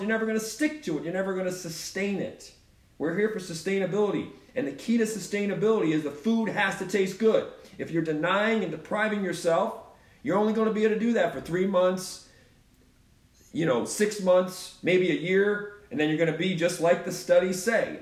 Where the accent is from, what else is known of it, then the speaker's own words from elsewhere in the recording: Baltimore, Maryland, United States; I'm from Baltimore